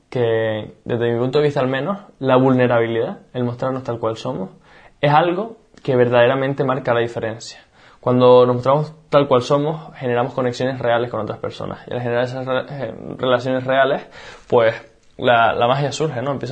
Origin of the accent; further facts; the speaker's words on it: Canary Islands, Spain; moved away as an adult; also born or lived in Barcelona; me fui a vivir a, Barcelona, yo soy de Canarias